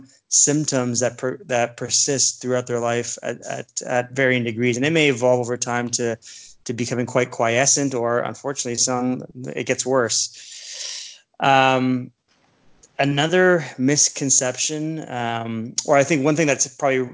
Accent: Toronto, Ontario, Canada; also born or lived in Ottawa / Saskatoon, Saskatchewan; now in Niagara Falls, Canada; Growing up in Scarborough, I was in the suburb of the largest city in Canada.

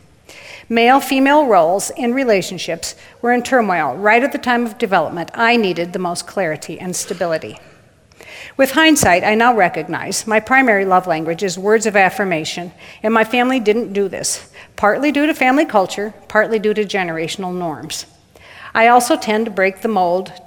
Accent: Waterloo, Iowa, United States; I was born in Waterloo, Iowa, March 13th, 1954, the third of 4 girls

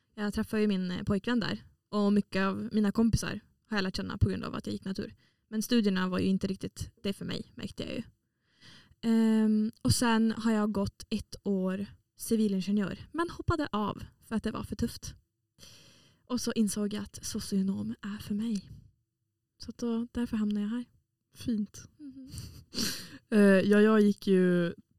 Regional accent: Piteå, Norrbotten County, Sweden; moved away as an adult; now in Umeå, Sweden; Jag kommer från en liten stad som heter Pite i norra Sverige

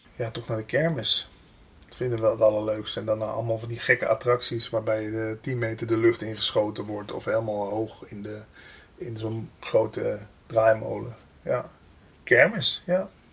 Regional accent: Limburg, Netherlands; accent: Limburgish dialect; moved away; ik kom oorspronkelijk uit Limburg.

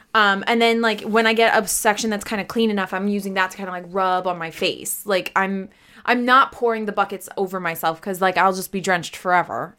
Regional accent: United States; I'm American

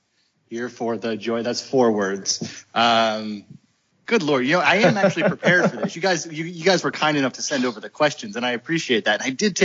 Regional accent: United States; also born or lived in England; I grew up in the States

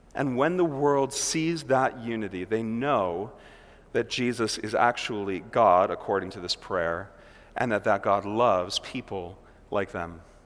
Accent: Milwaukee, Wisconsin, United States; here we are from Milwaukee.

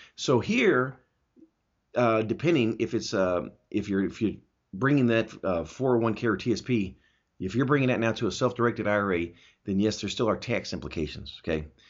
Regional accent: Augsburg, Bavaria, Germany; now in United States; I was born in Augsburg, Germany

